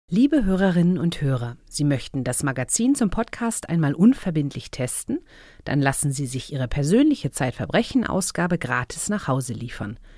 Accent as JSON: {"language": "German", "town": "Munich", "region": "Bavaria", "country": "Germany", "said": "Ich komme ja aus München und merkwürdigerweise hat meine Mutter mir dieses Buch vorgelesen."}